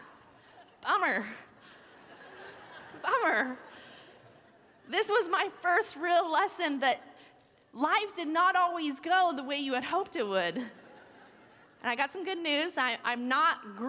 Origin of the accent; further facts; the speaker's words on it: United States; as an American Christian